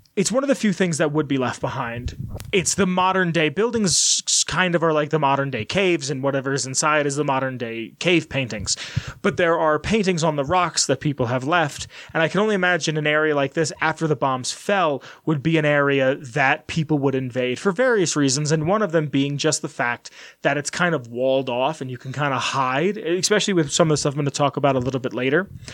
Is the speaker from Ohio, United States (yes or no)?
no; New York City, New York, United States; moved away; we're from Brooklyn